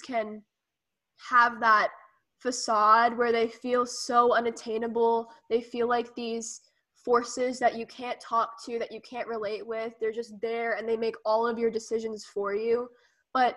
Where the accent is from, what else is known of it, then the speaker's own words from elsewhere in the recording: Georgia, United States; growing up in Georgia